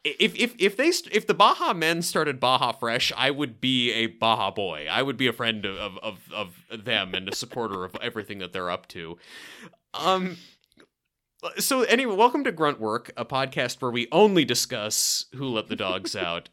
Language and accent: English; Portland, Oregon, United States; I am from Portland, Oregon